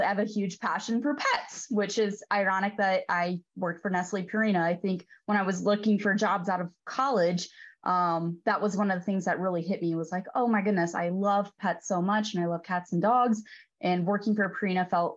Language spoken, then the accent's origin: English; Damiansville, Illinois, United States; moved away as an adult; also born or lived in Edwardsville, Illinois / Davenport, Iowa; I am from east of St. Louis. So about 40 miles east of St. Louis originally, in a very small town called Damiensville, a town of about 500 people